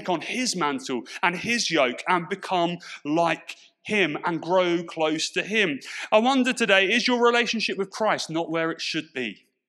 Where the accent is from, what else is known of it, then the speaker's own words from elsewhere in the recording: Portsmouth, South East England, United Kingdom; accent: Pompey; my accent has softened quite a bit. But what I've noticed is it only takes me a little bit of time to be around my Portsmouth friends and around that kind of environment, when that old Pompey twang comes flooding back into my vocabulary.